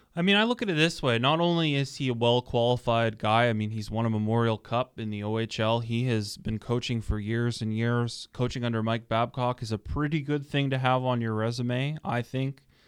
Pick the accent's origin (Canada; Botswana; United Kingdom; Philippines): Canada; Toronto, Ontario; I'm from Toronto originally